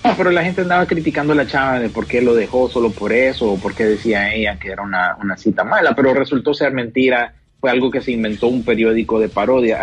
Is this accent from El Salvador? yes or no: no; Honduras; nosotros como hondureños